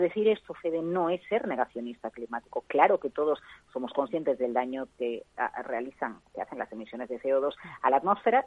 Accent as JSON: {"language": "Spanish", "region": "Galicia", "country": "Spain", "moved": "yes", "said": "somos muchos los gallegos que estamos fuera de Galicia"}